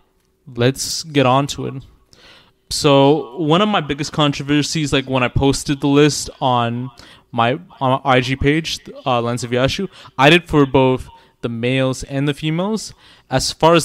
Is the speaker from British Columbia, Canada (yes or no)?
no; Toronto, Ontario, Canada; I am from Toronto